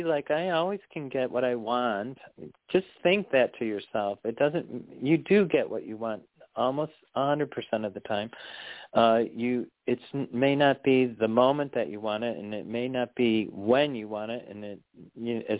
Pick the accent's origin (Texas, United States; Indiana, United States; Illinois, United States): Illinois, United States; Chicago; moved away; I am from Chicago originally, so I have lived in the city too